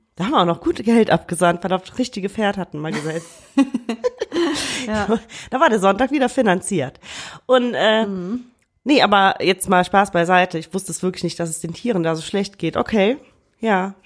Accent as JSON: {"language": "German", "region": "Rhineland", "country": "Germany", "said": "bei uns im Rheinland"}